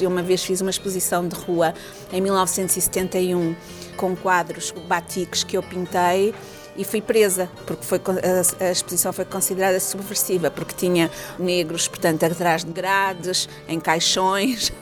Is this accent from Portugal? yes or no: yes; Portugal; also born or lived in Angola / Leuven, Belgium; now in Salvador, Brazil; eu sou portuguesa